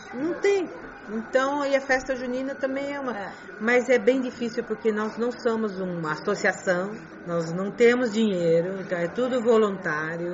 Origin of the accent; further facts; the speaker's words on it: China; first language Chinese; Portuguese is a second language; moved away; also born or lived in Brazil; nós nascemos e crescemos aqui, a nossa primeira língua é chinês